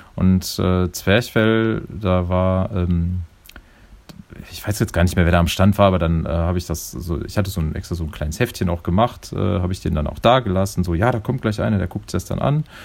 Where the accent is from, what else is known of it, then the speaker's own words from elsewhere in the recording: Neuss district, North Rhine-Westphalia, Germany; ich bin ja im Rheinland groß geworden. Also ich bin im, äh, komme aus dem Kreis Neuss